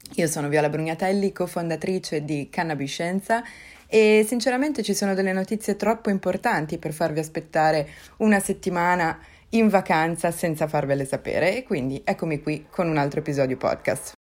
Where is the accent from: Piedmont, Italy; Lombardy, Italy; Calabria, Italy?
Lombardy, Italy; da Lombarda è proprio veramente di fianco a casa mia